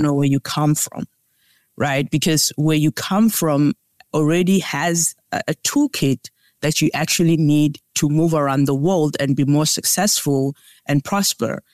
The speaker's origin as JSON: {"language": "English", "country": "South Africa", "tie": "born or raised there", "said": "I was, uh, born and raised in South Africa"}